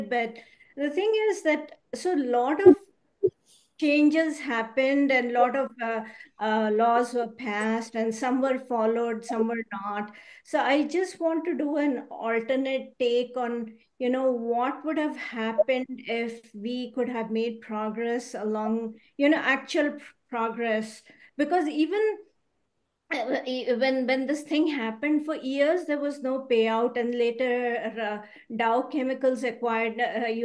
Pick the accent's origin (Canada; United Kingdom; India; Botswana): India; So I grew up in India